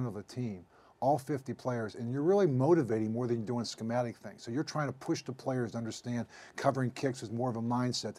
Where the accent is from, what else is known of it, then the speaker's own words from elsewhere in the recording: Pittsburgh, Pennsylvania, United States; also born or lived in Kansas City; my hometown team